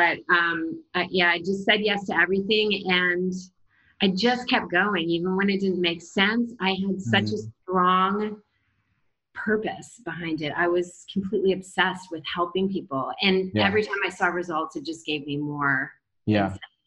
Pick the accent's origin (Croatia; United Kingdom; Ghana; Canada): Canada; now in Los Angeles, United States; I'm Canadian